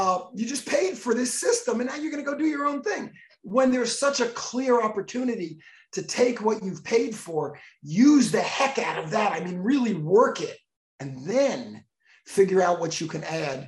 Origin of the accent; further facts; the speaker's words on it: Miami Beach, Florida, United States; I grew up on Miami Beach